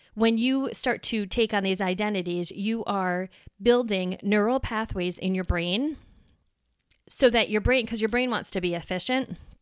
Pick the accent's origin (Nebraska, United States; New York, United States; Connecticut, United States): New York, United States; moved away as an adult; now in Wisconsin, United States; I was born and raised in New York and I moved to Wisconsin